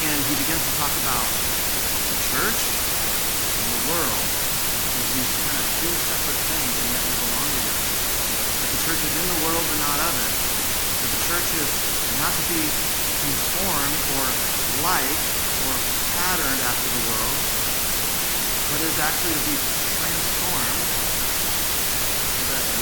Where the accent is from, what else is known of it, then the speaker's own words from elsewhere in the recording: Bremerton, Washington, United States; moved away; I grew up in West Puget Sound